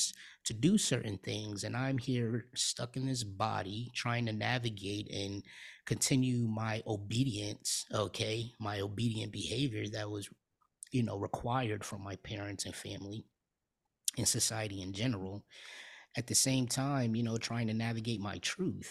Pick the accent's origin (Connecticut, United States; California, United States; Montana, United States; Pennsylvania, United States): Connecticut, United States; New Haven; now in Atlanta, United States; I'm, born and raised in New Haven, Connecticut